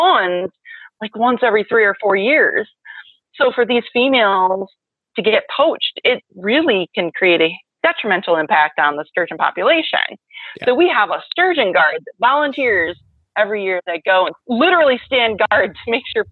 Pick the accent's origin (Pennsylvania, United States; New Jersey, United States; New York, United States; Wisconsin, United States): Wisconsin, United States; Milwaukee; Wisconsin, southeastern Wisconsin, right in Milwaukee